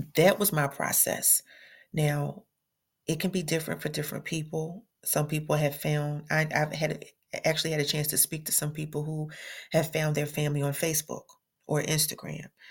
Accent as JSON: {"language": "English", "town": "Philadelphia", "region": "Pennsylvania", "country": "United States", "moved": "yes", "lives_now": "Atlanta, United States", "said": "I'm originally from Philly"}